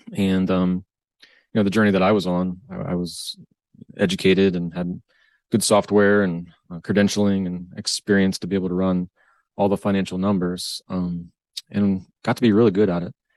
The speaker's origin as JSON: {"language": "English", "region": "Northwest Ohio", "country": "United States", "tie": "born or raised there", "said": "born and raised in Northwest Ohio."}